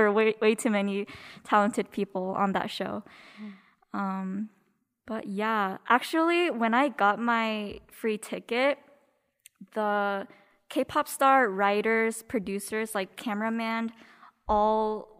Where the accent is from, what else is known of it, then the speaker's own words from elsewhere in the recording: South Korea; now in United States; born in South Korea. And I came to the States with an E2 visa, which is when your parents have a business visa